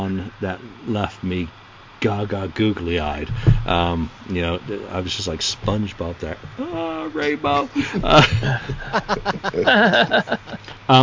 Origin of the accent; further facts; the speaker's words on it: England, United Kingdom; Being the English bastard that I am